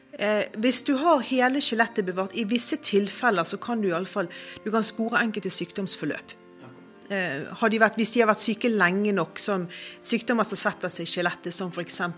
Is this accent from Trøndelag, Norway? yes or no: no; Bergen, Vestland, Norway; Jeg er jo bergenser, jeg er jo veldig sånn patriot